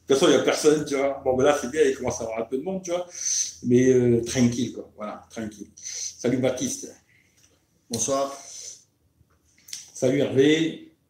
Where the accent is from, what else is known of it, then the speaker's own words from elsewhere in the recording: Grand Est, France; Nous, on est, on est lorrain, tu vois.